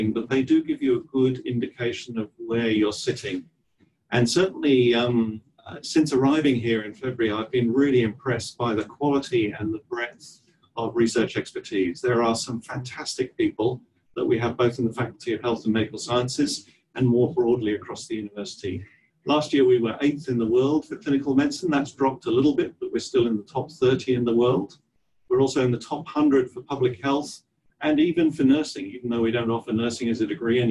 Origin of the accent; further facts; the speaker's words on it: Taunton, South West England, United Kingdom; accent: English; moved away as an adult; also born or lived in Cambridge / Oxford / Newcastle; now in Australia; I was brought up in Taunton in Somerset.